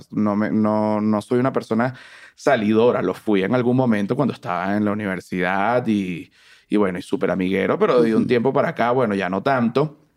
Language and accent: Spanish; Caracas, Capital District, Venezuela; moved away; yo crecí en Venezuela. ¿En Caracas? En Caracas. Eh, vivía en una zona montañosa, fui como un niño de, montaña.